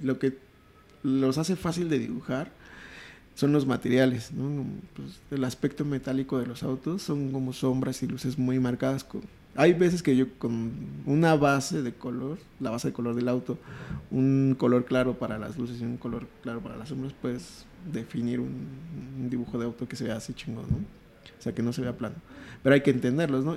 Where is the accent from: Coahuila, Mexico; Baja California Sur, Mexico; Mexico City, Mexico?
Mexico City, Mexico; crecí toda la vida en Iztapalapa